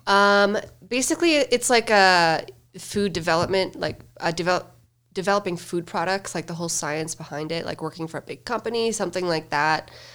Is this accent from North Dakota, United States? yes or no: yes; Fargo, North Dakota, United States; moved away as an adult; now in Denver, United States; I grew up in good old Fargo, North Dakota